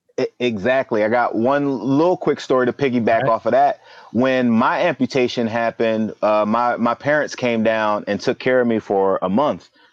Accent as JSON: {"language": "English", "town": "Philadelphia", "region": "Pennsylvania", "country": "United States", "tie": "born or raised there", "said": "I'm from Philly originally. Um, I, I, you know, born and raised"}